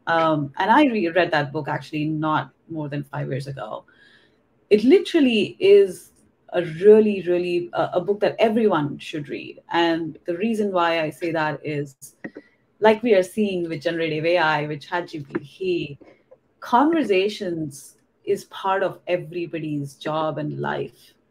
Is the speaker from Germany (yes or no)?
no; India; English is a second language; moved away as an adult; now in California, United States; I was born and raised in India actually, and I was there. I did my undergrad in India too in engineering, and I moved to the US in when I was 22